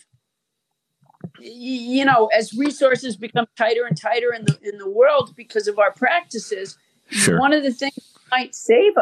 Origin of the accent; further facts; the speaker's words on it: Massachusetts, United States; moved away; I'm from Massachusetts.